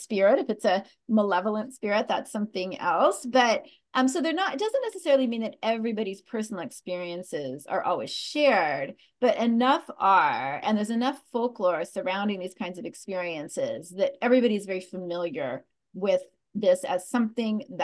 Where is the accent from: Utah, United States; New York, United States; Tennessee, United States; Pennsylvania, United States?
Utah, United States; Cache Valley, Northern; Cache Valley, the valley where I grew up in Northern Utah